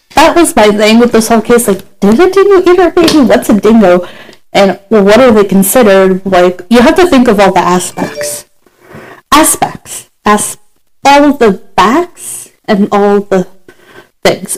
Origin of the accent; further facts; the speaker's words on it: United States; I'm from America